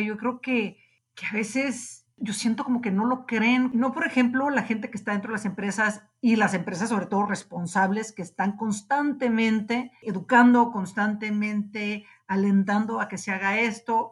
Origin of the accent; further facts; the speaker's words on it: Mexico; como mexicanos